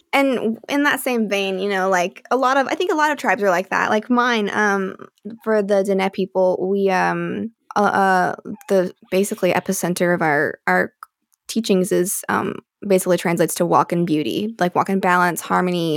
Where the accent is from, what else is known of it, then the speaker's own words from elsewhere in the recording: Alabama, United States; I was raised in Alabama